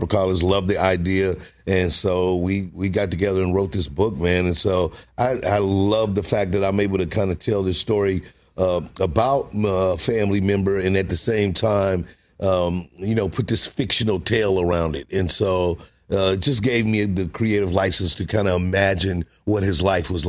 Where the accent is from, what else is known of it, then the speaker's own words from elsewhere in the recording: St. Louis, Missouri, United States; moved away as an adult; now in Los Angeles, United States; I grew up in St. Louis